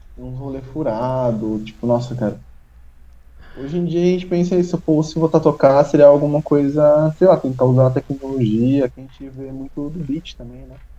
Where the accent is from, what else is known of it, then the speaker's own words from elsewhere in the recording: Brazil; a gente é brasileiro